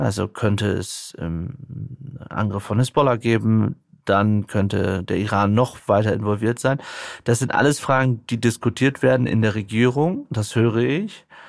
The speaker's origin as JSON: {"language": "German", "country": "Germany", "said": "bei uns in Deutschland"}